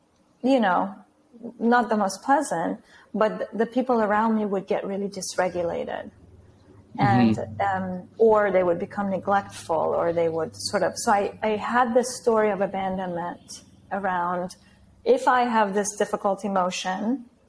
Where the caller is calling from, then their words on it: Lisbon, Portugal; I'm calling from Lisbon, Portugal.